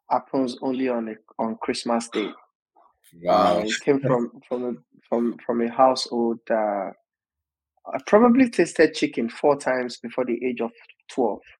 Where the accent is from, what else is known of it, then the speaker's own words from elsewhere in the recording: Osun, Nigeria; moved away as an adult; now in Bristol, United Kingdom; I was born in Osun State, Nigeria, and so far so good. I currently live in the United Kingdom with my family